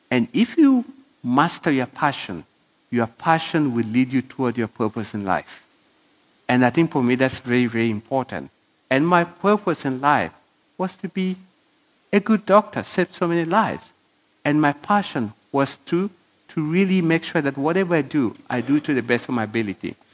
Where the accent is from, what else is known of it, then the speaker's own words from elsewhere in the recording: South Africa; I'm an African in African. I'm South African. I have documentation like everybody else.